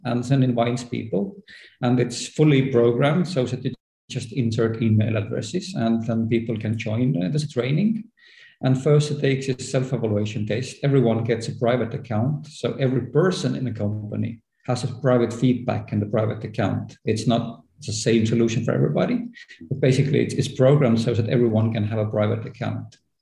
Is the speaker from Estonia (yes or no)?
yes; Estonia; as I am from Estonia, where everything is digital